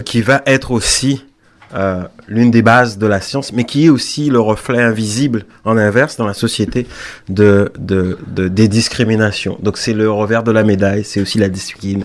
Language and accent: French; Pointe-à-Pitre, Guadeloupe; moved away; je suis né à Pointe-à-Pitre